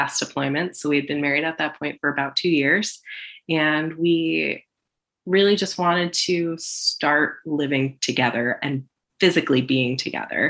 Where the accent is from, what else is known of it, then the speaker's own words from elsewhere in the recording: New Jersey, United States; moved away as an adult; also born or lived in Pennsylvania; now in San Diego, United States; I am originally from the East Coast. I'm from New Jersey by way of Pennsylvania